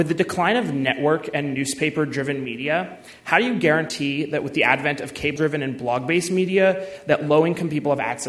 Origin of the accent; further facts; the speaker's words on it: Los Angeles, California, United States; moved away as an adult; I'm a freshman in the college, and I'm from Los Angeles, California.